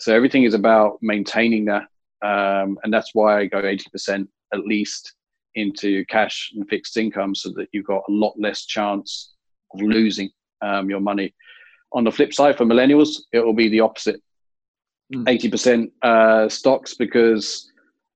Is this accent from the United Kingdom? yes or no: yes; England, United Kingdom; now in Australia; being English